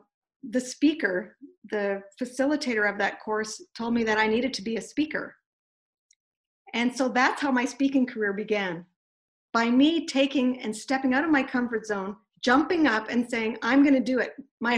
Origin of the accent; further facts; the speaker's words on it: Kamloops, British Columbia, Canada; we went to a speaker and communication workshop in Vancouver, and we're from Kamloops, so that's a four-hour drive